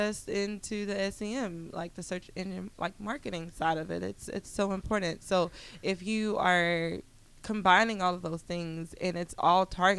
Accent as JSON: {"language": "English", "town": "Montgomery", "country": "United States", "moved": "yes", "said": "I'm from Montgomery"}